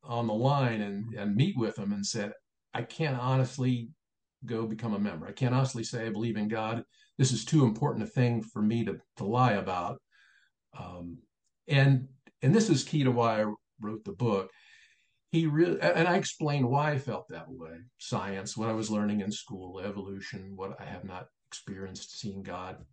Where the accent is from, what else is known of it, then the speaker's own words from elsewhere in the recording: Springfield, Ohio, United States; moved away as an adult; now in Illinois, United States; He remained in Ohio, and Springfield, Ohio became my hometown, and I'm a Buckeye